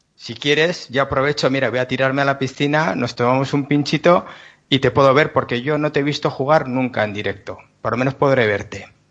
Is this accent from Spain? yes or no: yes; San Sebastián, Basque Country, Spain; yo soy de Donosti